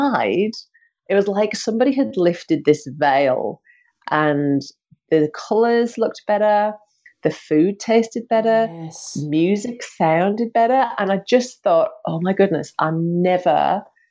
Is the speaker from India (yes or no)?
no; United Kingdom; now in Australia; I'm from the UK